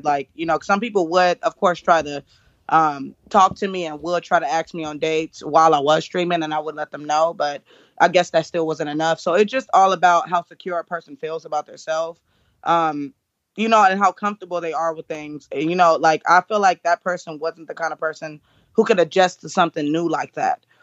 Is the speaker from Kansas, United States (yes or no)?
no; California, United States; I'm from California